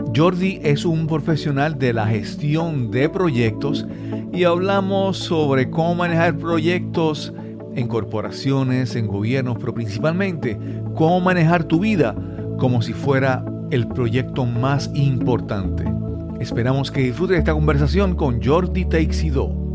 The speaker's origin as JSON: {"language": "Spanish", "country": "Puerto Rico", "said": "en Puerto Rico le diríamos gerencia de proyectos"}